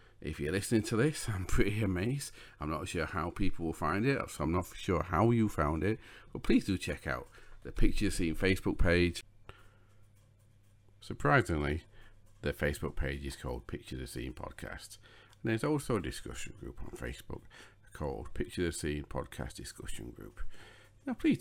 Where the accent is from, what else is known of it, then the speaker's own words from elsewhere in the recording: Sheffield, Yorkshire and the Humber, United Kingdom; I'm from Sheffield, and at one point in my past I have lived in the Pitsmore area, so I know the area quite well